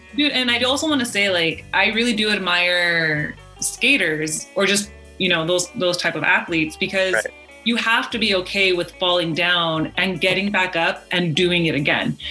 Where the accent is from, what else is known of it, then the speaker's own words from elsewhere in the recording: United States; we are American